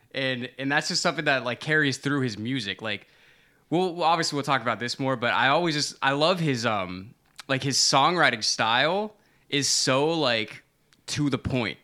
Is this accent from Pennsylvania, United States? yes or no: no; Florida, United States; now in New York, United States; I'm from Florida